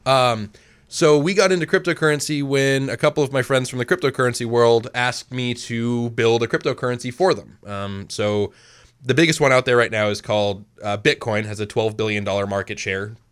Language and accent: English; Maine, United States; I've lived in Maine, um, almost my entire life